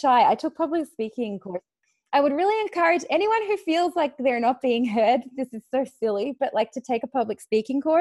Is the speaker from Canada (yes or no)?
no; Australia; moved away; I'm Australian. We swear a lot.